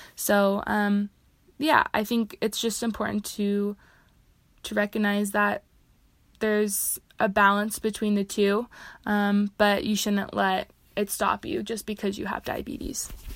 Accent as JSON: {"language": "English", "town": "Seattle", "region": "Washington", "country": "United States", "moved": "as an adult", "lives_now": "Utah, United States", "said": "I'm originally from Seattle, Washington, but I came out to Utah to attend the University of Utah"}